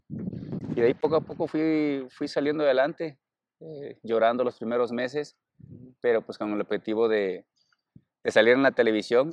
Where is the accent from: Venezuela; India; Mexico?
Mexico; Cruz Grande, Guerrero; moved away; allá en, en mi pueblo, soy de Cruz Grande